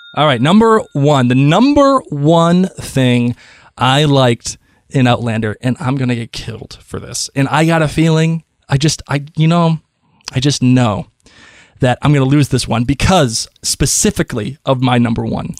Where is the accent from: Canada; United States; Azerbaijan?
United States; Boston, Massachusetts; I'm from Boston